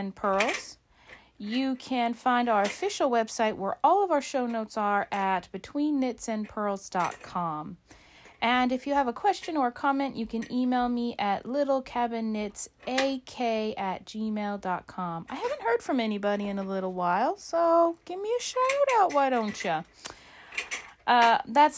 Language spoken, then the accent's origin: English; Alaska, United States; my home state of Alaska